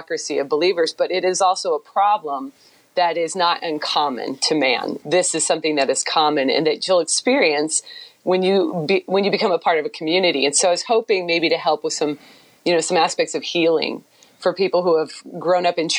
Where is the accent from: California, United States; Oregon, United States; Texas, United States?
Oregon, United States; Beaverton; moved away as an adult; also born or lived in Houston; my hometown of Beaverton, which is the southwest part of Portland.